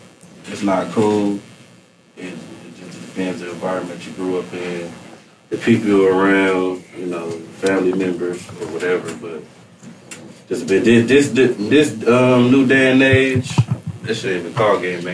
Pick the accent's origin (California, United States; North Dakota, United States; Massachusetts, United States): California, United States; Compton; also born or lived in Long Beach, California; I came from Long Beach to Compton at a young age, fifth grade